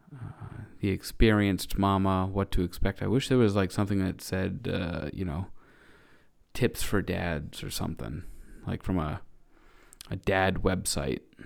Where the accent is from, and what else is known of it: New England, United States; born or raised there